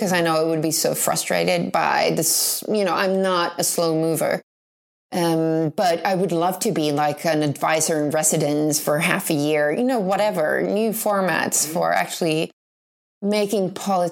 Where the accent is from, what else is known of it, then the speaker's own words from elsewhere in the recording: Jordbro, Stockholm County, Sweden; I come from the suburbs of Stockholm.